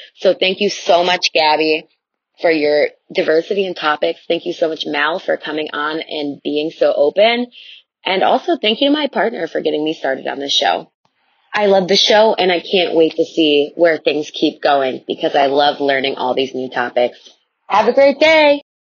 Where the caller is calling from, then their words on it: Chicago, Illinois, United States; I'm calling from the Chicagoland area